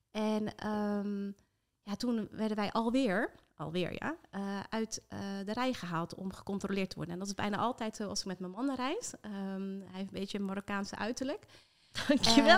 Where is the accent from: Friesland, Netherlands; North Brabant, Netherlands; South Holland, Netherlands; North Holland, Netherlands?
South Holland, Netherlands; Rotterdam; echt geboren en getogen in Rotterdam, dus dat hoor je af en toe nog eh, in de R